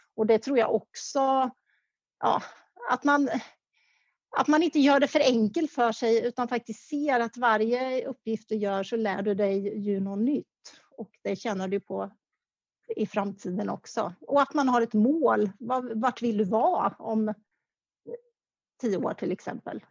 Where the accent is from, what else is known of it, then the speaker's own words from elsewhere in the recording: Karlskoga, Örebro County, Sweden; moved away; i Kaskoga där, där jag kommer ifrån